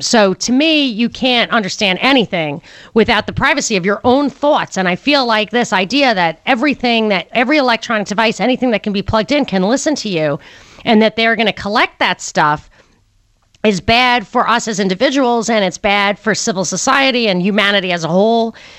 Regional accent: New York City, New York, United States; moved away; I was a New Yorker. I am a New Yorker, and I lived in New York for a long time

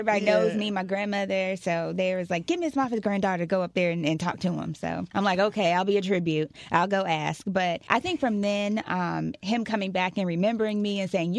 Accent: Fort Lauderdale, Florida, United States; I grew up here in Fort Lauderdale, raised by my grandmother

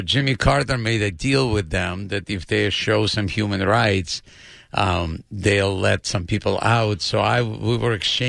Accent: Odesa, Odesa Oblast, Ukraine; English is a second language; moved away as an adult; also born or lived in Los Angeles; now in United States; I grew up in Odessa, which is part of Ukraine, and they considered it the capital of humor in the Soviet Union.

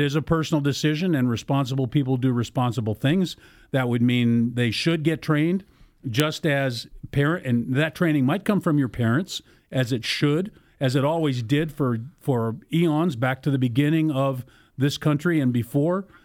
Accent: Arizona, United States; now in Ohio, United States; home state of Arizona, where I grew up

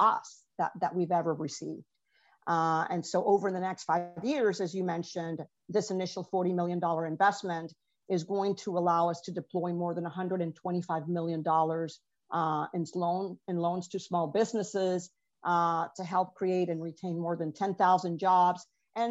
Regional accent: Venezuela; moved away; I'm an immigrant from Venezuela

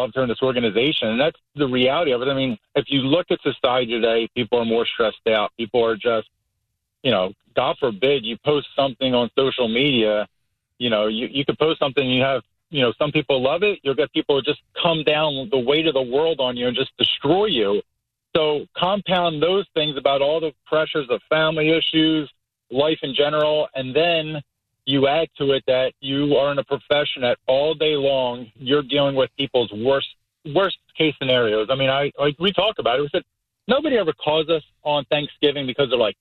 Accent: Philadelphia, Pennsylvania, United States; now in Tampa Bay, United States; I'm from Philadelphia. My family's all retired cops in Philly.

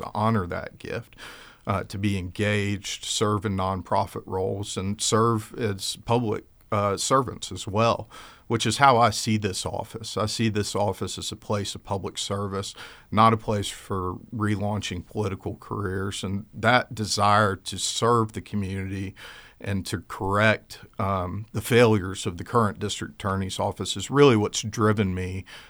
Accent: Albany, Georgia, United States; born there; My sister and I were born here in the United States. I was born in Albany, Georgia.

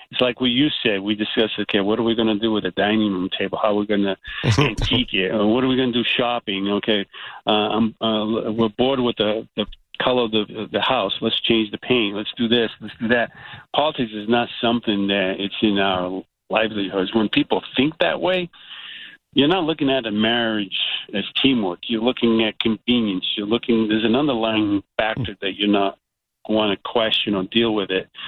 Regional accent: Portugal; moved away; Even when it comes to immigration, I'm an immigrant. I came from Portugal, and then uh, coming here, I, we had nothing, and we built our, our life from nothing.

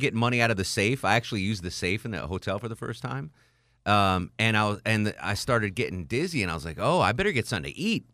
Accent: Connecticut, United States; now in Atlanta, United States; I grew up in Connecticut

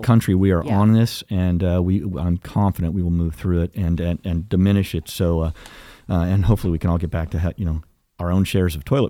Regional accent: United States; That's the great thing about being an American.

